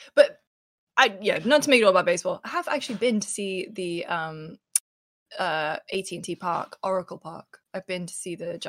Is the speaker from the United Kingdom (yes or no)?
yes; United Kingdom; I mean, first of all, I'm British.